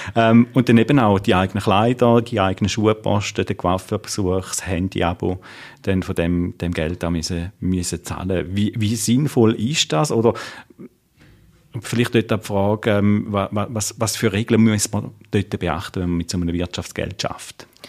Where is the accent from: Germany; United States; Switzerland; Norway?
Switzerland; bei uns in der Schweiz